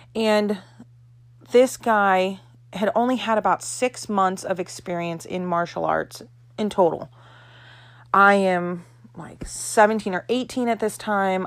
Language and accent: English; Florida, United States; I am from Florida.